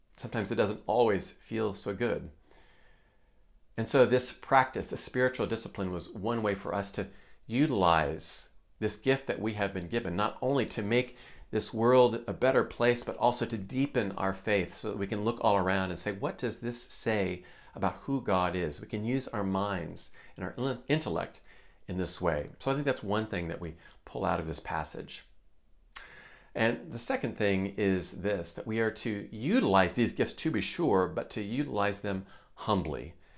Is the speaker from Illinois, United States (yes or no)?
no; Iowa, United States; I grew up in Iowa